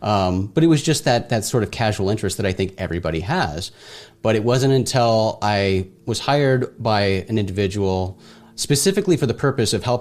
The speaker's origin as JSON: {"language": "English", "town": "Phoenix", "region": "Arizona", "country": "United States", "tie": "born or raised there", "said": "I grew up in Arizona in the outskirts of Phoenix, remote desert location."}